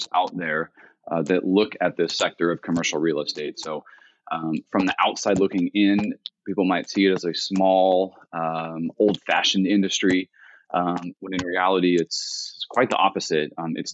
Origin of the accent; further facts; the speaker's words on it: Central California, United States; I grew up here in Central California